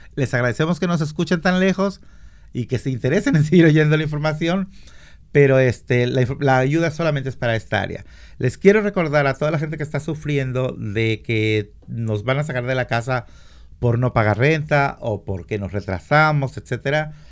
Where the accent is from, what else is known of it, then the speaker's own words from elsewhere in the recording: Mexico; now in Washington, United States; yo soy mexicano